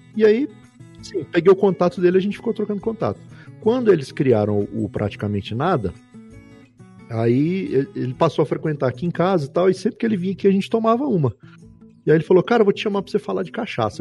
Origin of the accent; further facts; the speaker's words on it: Brasília, Federal District, Brazil; eu nasci em Brasília